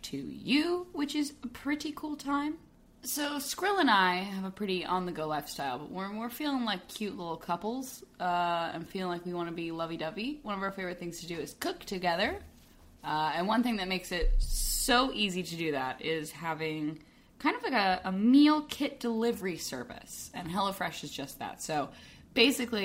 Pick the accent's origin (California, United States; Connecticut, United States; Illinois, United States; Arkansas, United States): Arkansas, United States; I am from Arkansas